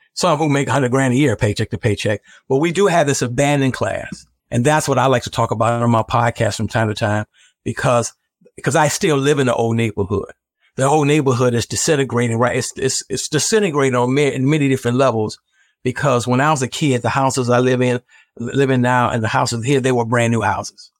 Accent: Chicago, Illinois, United States; you and I grew up with on the South Side of Chicago

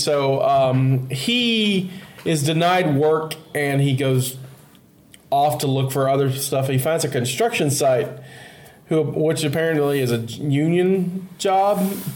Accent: Baldwin County, Alabama, United States; So I'm from Baldwin County, so I'm from the county close enough to Florida.

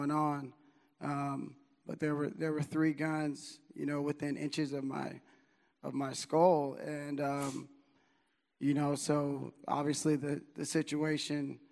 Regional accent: Chicago, Illinois, United States; moved away as an adult; When I was 18 years old, I came from Chicago, where I went to high school, to come to Sac State to play baseball

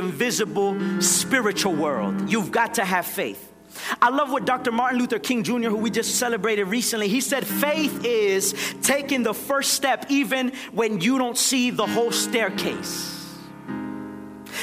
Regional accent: Nicaragua; moved away; I'm from Nicaragua.

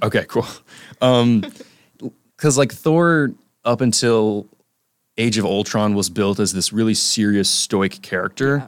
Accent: South Carolina, United States; I'm a film studies student from South Carolina

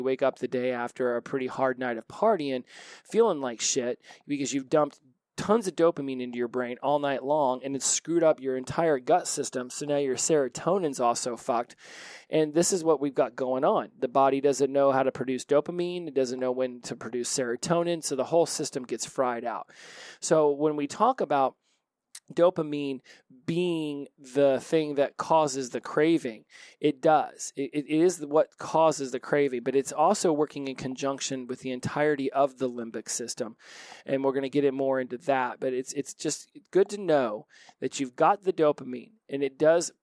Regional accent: Oklahoma, United States; I was born in Oklahoma

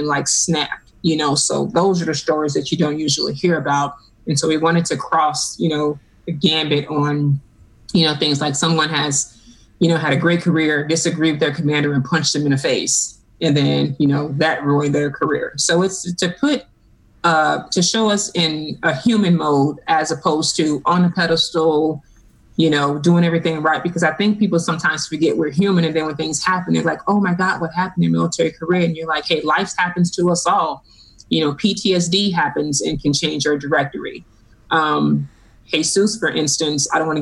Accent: Chicago, Illinois, United States; moved away as an adult; I grew up born and raised in Chicago. And I was born and raised in the projects

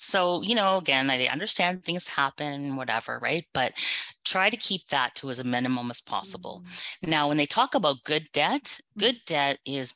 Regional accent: Canada; I was born and raised in Canada

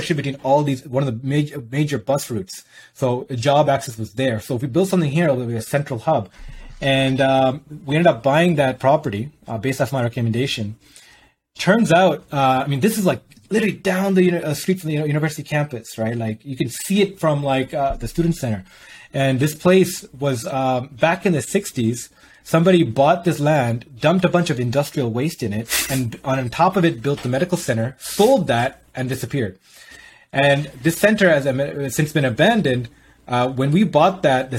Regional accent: Toronto, Ontario, Canada; I grew up in Scarborough, which is predominantly one of the most ethnically diverse areas on the planet.

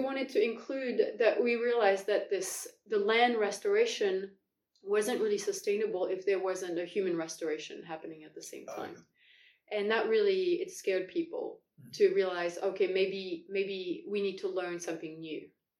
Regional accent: Paris, Île-de-France, France; born there; also born or lived in New Caledonia; I was born next to Paris. But my dad was in the, or, yeah, was in the military, so we moved around a lot. Wow. And I lived in New Caledonia for a couple of years.

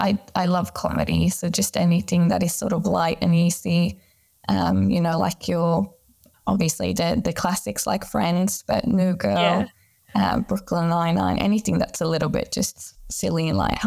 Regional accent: Sweden; moved away; I've been working in Australia for the past 10 years, but I am originally from Sweden and then back in Europe for a little bit

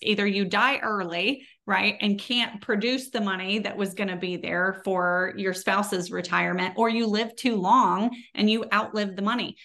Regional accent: Texas, United States; accent: Texas; my Texas accent

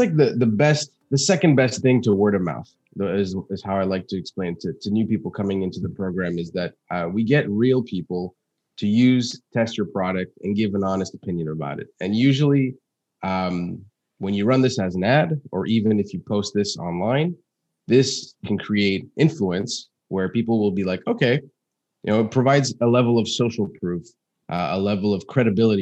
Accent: Montreal, Quebec, Canada; I was born in Montreal, Canada in 94

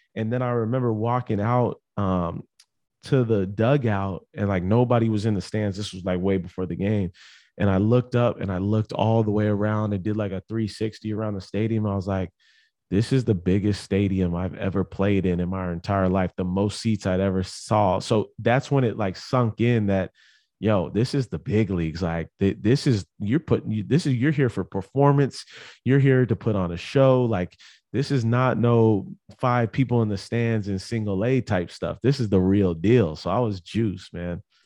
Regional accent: San Diego, California, United States; moved away as an adult; also born or lived in Las Vegas; I grew up in San Diego, California, went to Poway High School

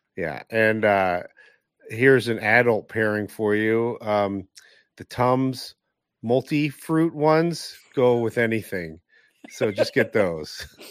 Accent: Northeast, United States; growing up in the Northeast

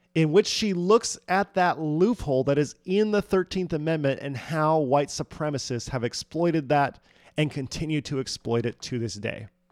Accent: United States; as I was growing up in America as a white man

